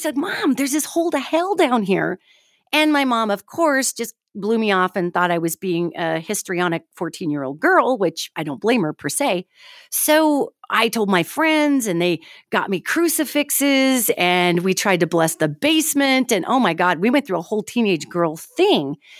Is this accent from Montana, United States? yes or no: yes; Billings, Montana, United States; I'm from Montana originally, Billings, Montana.